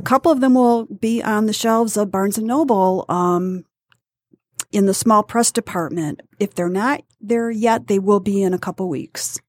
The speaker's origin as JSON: {"language": "English", "town": "Detroit", "region": "Michigan", "country": "United States", "tie": "born or raised there", "also_born_or_lived": "Warren, Michigan / Bad Axe, Michigan", "said": "I grew up in Warren and, um, Detroit until nineteen sixty-eight."}